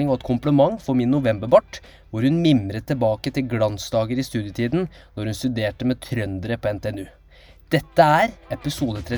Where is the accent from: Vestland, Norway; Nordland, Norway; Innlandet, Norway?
Innlandet, Norway; Kongsvinger; moved away; Jeg er fra Kongsvinger også, så jeg har veldig brei dialekt når jeg er hjemme.